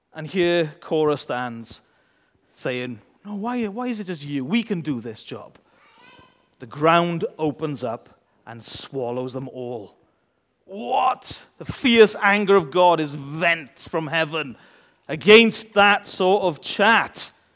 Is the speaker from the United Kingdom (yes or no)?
yes; United Kingdom; we're British